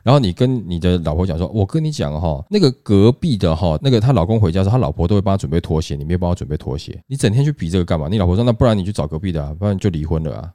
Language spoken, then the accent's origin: Chinese; Taiwan; 我们台湾人想出的这个步数哈